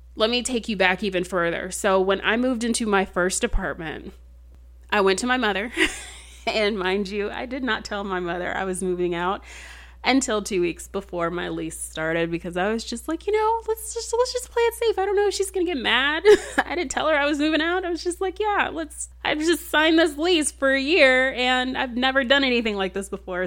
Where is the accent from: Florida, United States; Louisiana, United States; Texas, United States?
Texas, United States; I'm, I'm from Texas.